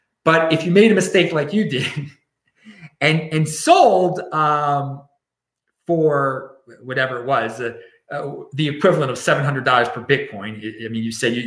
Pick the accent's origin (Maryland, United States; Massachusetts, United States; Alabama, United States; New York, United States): Maryland, United States; Baltimore; I'm from Baltimore